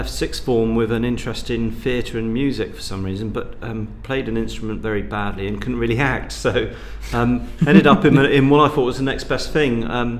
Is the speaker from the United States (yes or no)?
no; Bristol, South West England, United Kingdom; I'm from Bristol originally